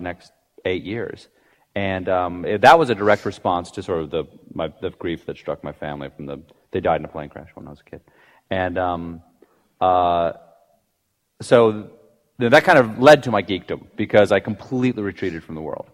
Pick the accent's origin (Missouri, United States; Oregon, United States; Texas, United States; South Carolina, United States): South Carolina, United States; James Island; moved away; I grew up on James Island, South Carolina